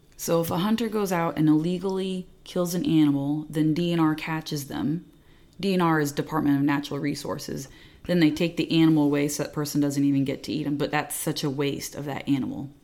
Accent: Indiana, United States; moved away as an adult; also born or lived in Texas; I grew up here in Indiana, and then I went to Texas

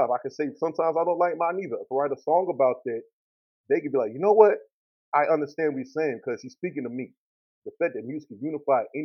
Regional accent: Columbus, Mississippi, United States; Mississippi, man, it's dope. I mean, country way of life, man. Everything was simple, a little bit slower than the rest of the country, but that's how we was brought up.

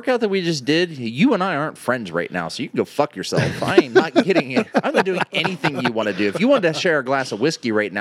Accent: United States; I grew up on the Ohio River.

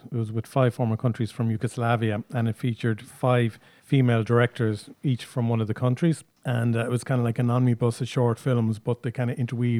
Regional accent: Ireland; we were Irish

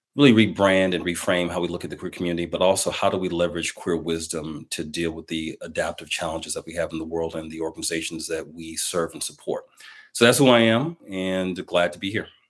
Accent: Milwaukee, Wisconsin, United States; in my hometown of Milwaukee, Wisconsin

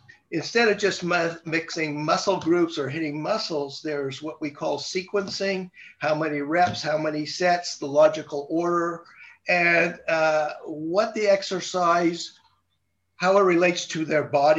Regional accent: Montreal, Quebec, Canada; now in Southern California, United States; I'm originally from Montreal, Canada.

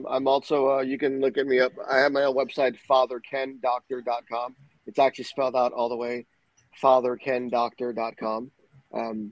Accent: Puerto Rico; Growing up in Puerto Rico

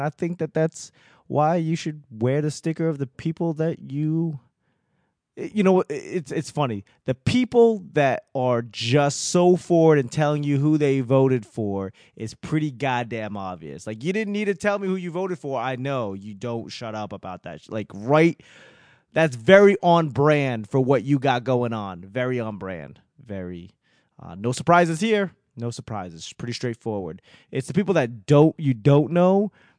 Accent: Boston, Massachusetts, United States; I mean, given I'm from Boston, I could always find a reason to talk shit.

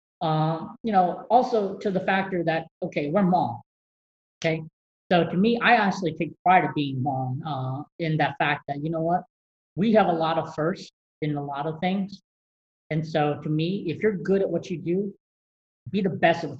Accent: North Carolina, United States; growing up in North Carolina, great basketball schools in terms of college, UNC and Duke

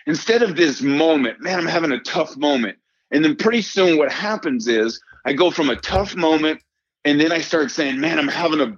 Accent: New York, United States; this is after growing up in Yankee Stadium and hanging out with my father and every day as he was a New York Yankee

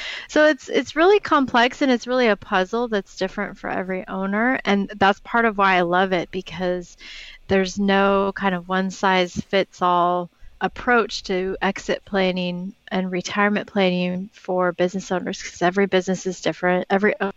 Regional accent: Portland, Oregon, United States; I'm from Portland, Oregon, grew up here

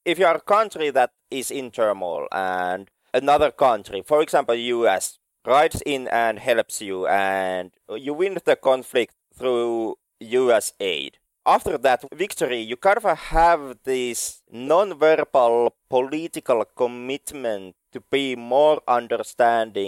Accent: Finland; I come from Finland

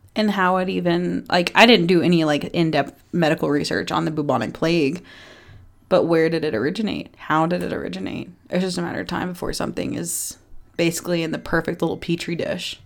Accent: Texas, United States; I'm from Texas

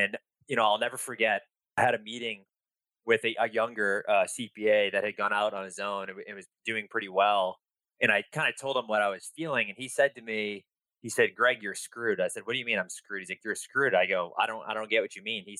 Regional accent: Boston, Massachusetts, United States; So I'm an East Coast boy. So born and raised in Boston, Mass

